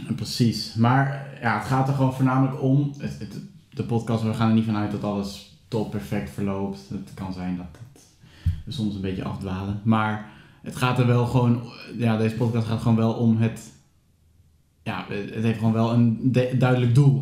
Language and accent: Dutch; Steenderen, Gelderland, Netherlands; ik eh, kom uit Steenderen